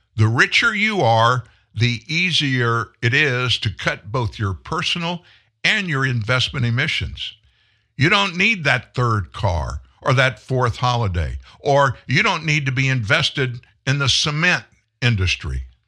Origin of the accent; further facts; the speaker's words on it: Louisiana, United States; I'm from Louisiana